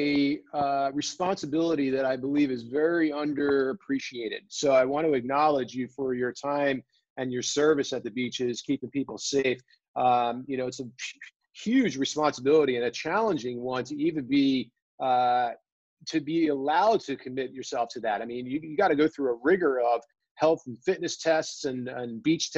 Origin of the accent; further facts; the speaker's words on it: New Jersey, United States; I grew up surfing in New Jersey